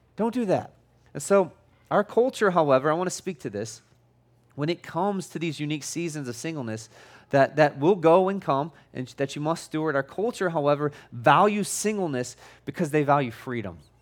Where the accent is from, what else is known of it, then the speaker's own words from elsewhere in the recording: United States; I'm an American